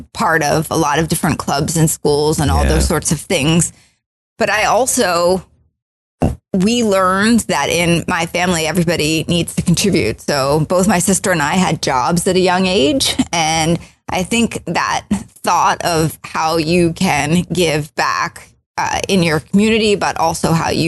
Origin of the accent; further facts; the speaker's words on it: just outside of Baltimore, Maryland, United States; I grew up just outside of Baltimore, Maryland